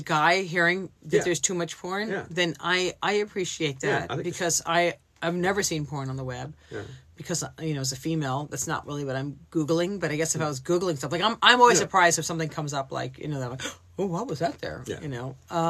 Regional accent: California, United States; I'm from California.

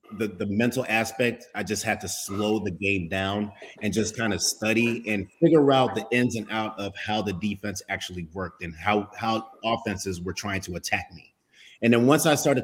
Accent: Oklahoma, United States; I was born in Oklahoma

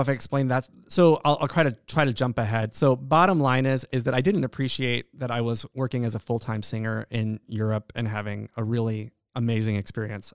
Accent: Friendswood, Texas, United States; moved away as an adult; also born or lived in Estonia / Washington D.C.; now in Alaska, United States; I grew up in a small town in Texas. I grew up in Friendswood, Texas

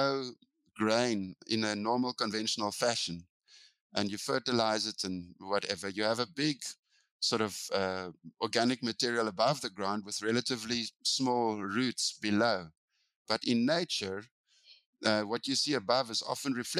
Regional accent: South Africa; I come from Africa

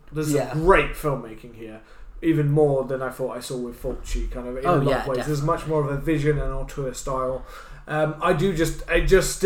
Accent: United Kingdom; we're British

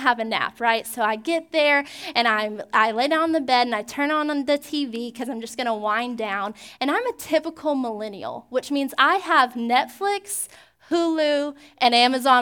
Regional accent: Georgia, United States; now in Pensacola, United States; When I was growing up in Georgia

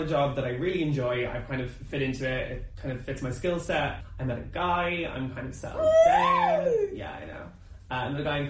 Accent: Ireland; moved away as an adult; now in London, United Kingdom; especially being a gay guy growing up in like, you know, rural Ireland

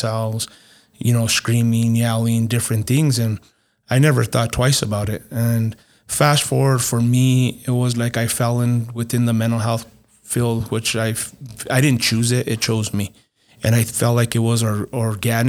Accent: Las Vegas, New Mexico, United States; I grew up in Las Vegas, New Mexico

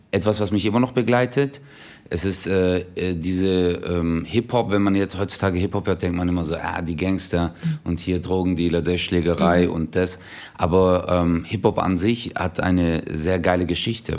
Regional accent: Stuttgart, Baden-Württemberg, Germany; der kleinste Stadtteil von Stuttgart war

